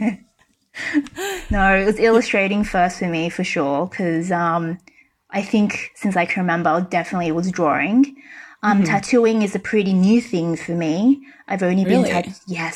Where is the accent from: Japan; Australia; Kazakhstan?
Australia; moved away as an adult; also born or lived in China / New York City, United States; now in Warsaw, Poland; I was born in China. I grew up in Australia, I studied in New York, and now I live in Warsaw, Poland.